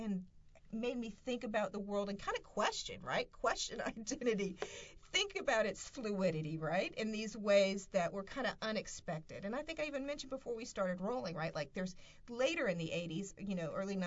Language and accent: English; the South, United States; growing up in the South, and I'm particularly thinking about myself, what it means to come from a rural background